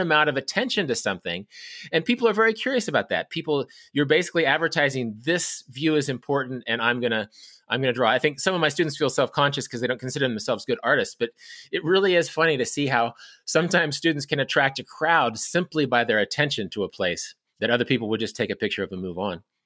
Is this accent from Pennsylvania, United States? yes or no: no; Kansas, United States; my home state of Kansas